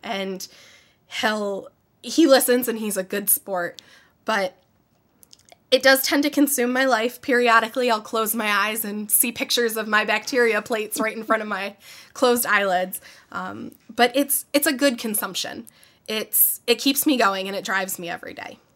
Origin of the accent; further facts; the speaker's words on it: Syracuse, New York, United States; I grew up in the Syracuse area. Um, I've lived here my whole life